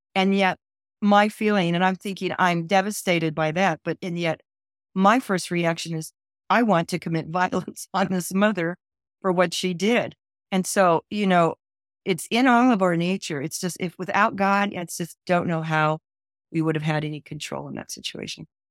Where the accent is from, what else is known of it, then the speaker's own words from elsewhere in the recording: California, United States; I was born and raised in California